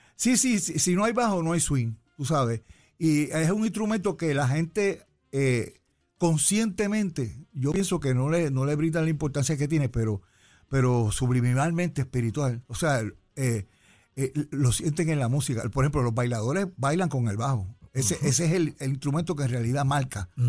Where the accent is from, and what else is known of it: San Juan, Puerto Rico; born or raised there; also born or lived in Cataño, Puerto Rico / Río Piedras, Puerto Rico / United States